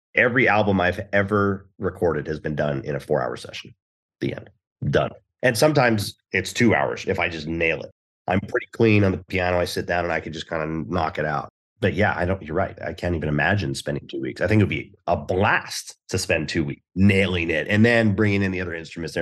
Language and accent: English; Houston, Texas, United States; I was born in Houston